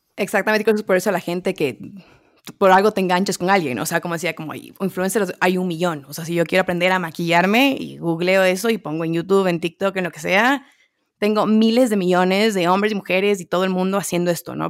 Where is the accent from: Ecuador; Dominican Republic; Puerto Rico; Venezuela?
Ecuador; Quito, Pichincha; yo nacida y crecida en Quito, Ecuador